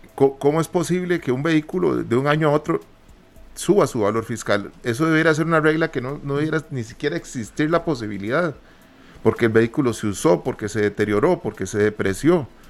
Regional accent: Costa Rica; somos ticos

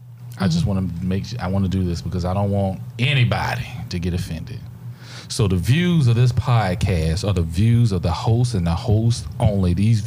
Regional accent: South Carolina, United States; I'm from South Carolina, so I don't know what it means.

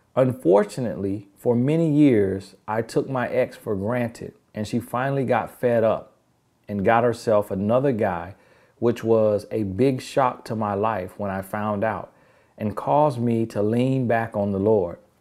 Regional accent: United States; accent: Ebonics; country; first language Ebonics (African American Vernacular English); My first language is Ebonics.

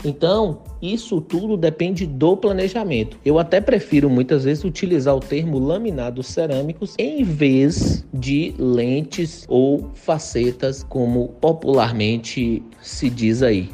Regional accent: interior of Bahia, Brazil; also born or lived in Salvador; Eu sou do interior da Bahia

